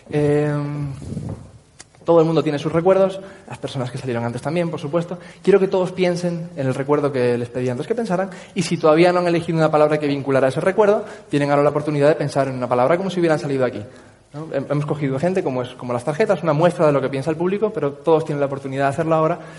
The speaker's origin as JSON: {"language": "Spanish", "region": "Canary Islands", "country": "Spain", "accent": "Tenerife", "said": "Tenerife. Tengo acento de Tenerife, total."}